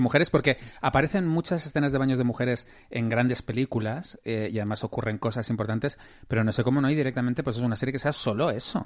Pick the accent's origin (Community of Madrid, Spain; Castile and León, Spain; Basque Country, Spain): Community of Madrid, Spain; Madrid; yo soy madrileño, entonces yo he vivido en Madrid toda mi vida